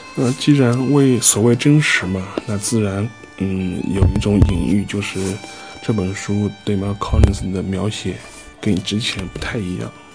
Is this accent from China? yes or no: yes; China; 我作为一个中国人